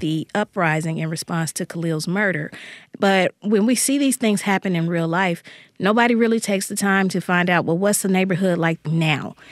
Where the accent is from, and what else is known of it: Jackson, Mississippi, United States; born or raised there